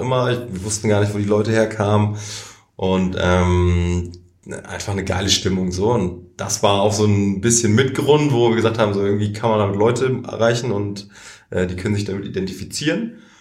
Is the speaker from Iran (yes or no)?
no; Germany; als Deutsche